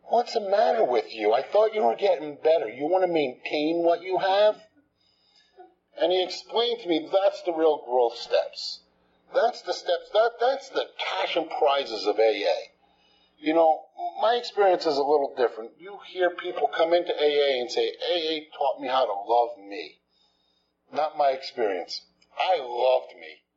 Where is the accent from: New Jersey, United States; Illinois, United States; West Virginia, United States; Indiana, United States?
New Jersey, United States; moved away as an adult; also born or lived in Texas; I'm from New Jersey. Just moved here.